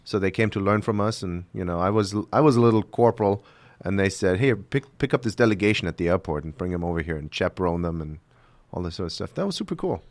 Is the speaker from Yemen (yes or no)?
no; Germany; English is a second language; moved away as an adult; now in United States; I'm from Germany originally